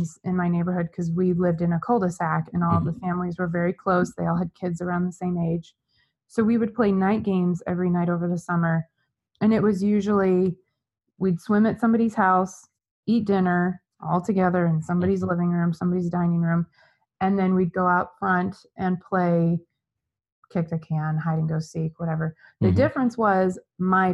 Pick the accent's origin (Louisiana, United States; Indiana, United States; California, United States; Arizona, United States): Arizona, United States; Gilbert; also born or lived in Los Angeles; I was born and raised in Gilbert, Arizona. I've spent my entire life here